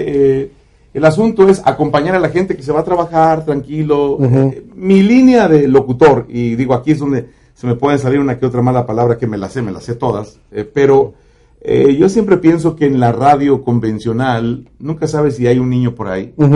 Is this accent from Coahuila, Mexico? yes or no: no; Zaragoza, Puebla, Mexico; moved away as an adult; now in Dallas, United States; A los 16 años me invita a un grupo de mi pueblo que se llaman los Black Six